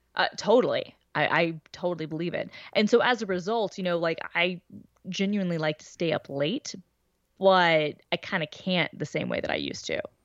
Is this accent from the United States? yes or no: yes; the South, United States; I'm from the South